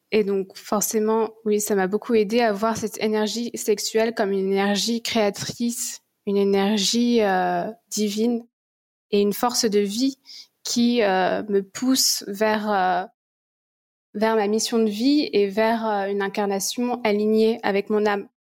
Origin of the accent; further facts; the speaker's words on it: France; moved away as an adult; also born or lived in Goa; now in Bali, Indonesia; Je suis partie de la France à mes 19 ans